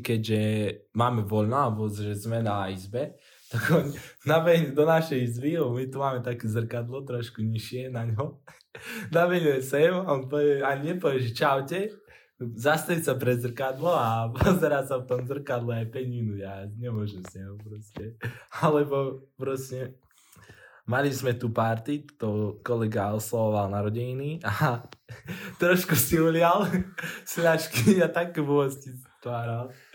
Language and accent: Slovak; Veľký Krtíš, Banská Bystrica Region, Slovakia; moved away; som z juhu. Uh, presnejšie z Krtiša